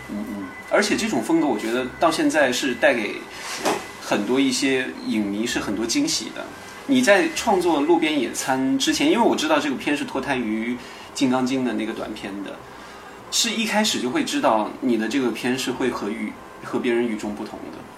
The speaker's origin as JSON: {"language": "Chinese", "town": "Baishan", "region": "Jilin", "country": "China", "tie": "born or raised there", "moved": "yes", "said": "吉林省白山市"}